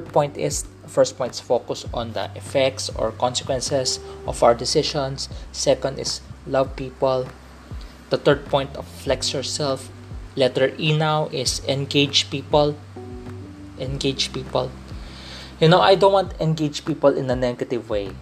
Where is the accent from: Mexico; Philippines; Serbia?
Philippines; accent: Filipino English; I grew up in a Chinese culture. I'm a Filipino citizen, but having a Chinese descent because my mom is from China. My dad is a third generation Chinese in the Philippines